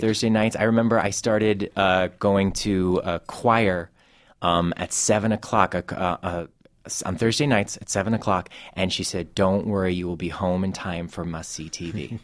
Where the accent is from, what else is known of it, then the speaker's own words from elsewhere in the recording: Cleveland, Ohio, United States; my hometown of Cleveland and Ohio